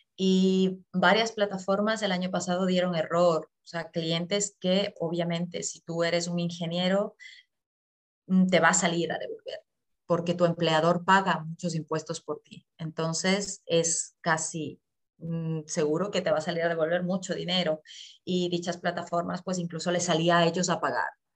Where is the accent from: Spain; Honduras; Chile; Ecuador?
Ecuador; moved away as an adult; now in Germany; yo eh, soy de Ecuador, llevo aquí en Alemania ya ocho años